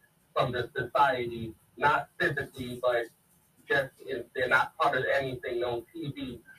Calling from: Dallas, Texas, United States; calling out of Dallas, Texas.

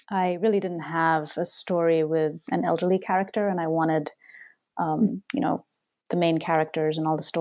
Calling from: Boston, Massachusetts, United States; Boston, where I live. Um, I'm in my uh, house right now in a quiet corner.

